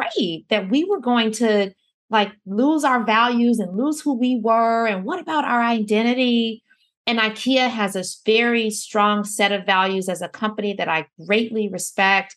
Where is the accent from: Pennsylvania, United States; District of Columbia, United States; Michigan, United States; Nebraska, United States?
Michigan, United States; Detroit; I was born in Detroit. I was raised by, you know, at one point there were four generations of women in the house, including me